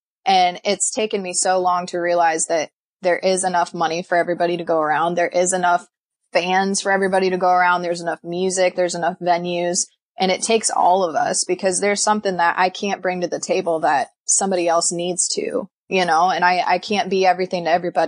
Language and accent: English; Midwest, United States; it's more desert looking to me as a Midwesterner.